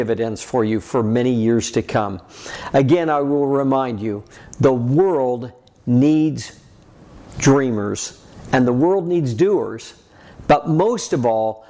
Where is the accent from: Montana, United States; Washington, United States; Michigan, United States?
Montana, United States; Red Lodge; I was from Red Lodge, Montana